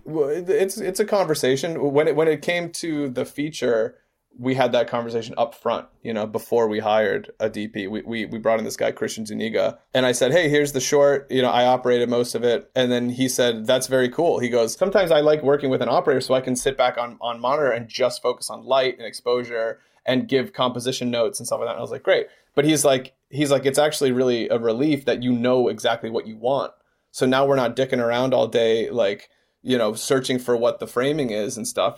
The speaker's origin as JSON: {"language": "English", "region": "Georgia", "country": "United States", "tie": "born or raised there", "moved": "as an adult", "lives_now": "Los Angeles, United States", "said": "We are from Georgia. We grew up in Georgia."}